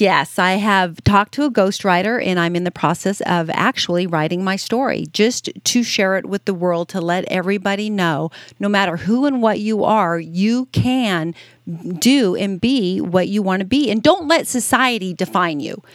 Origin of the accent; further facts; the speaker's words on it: Las Vegas, Nevada, United States; being born and raised in Vegas, I just, uh, you know, it, being a, a child growing up in Las Vegas